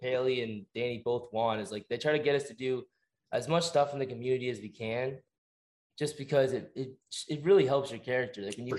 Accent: Essex, Ontario, Canada; born and raised in Essex

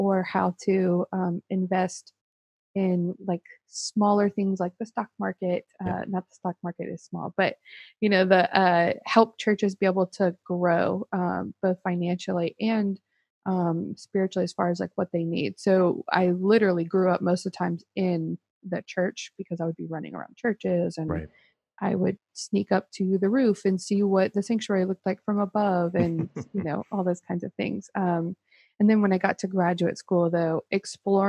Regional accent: Baton Rouge, Louisiana, United States; also born or lived in Chicago; now in Lafayette, United States; I'm originally from Baton Rouge

